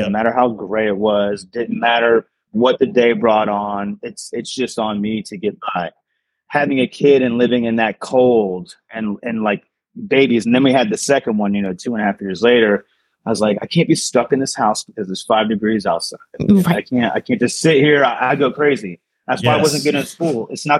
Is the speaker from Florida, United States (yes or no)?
yes; Central Florida, United States; moved away as an adult; also born or lived in New York City / Maryland / Colorado / Tampa, Florida; I've been living in the Tampa area for about 5, maybe 6 years now. I was born in Central Florida, but I've been living in New York, lived in Maryland, a little stint in Colorado, but now I'm here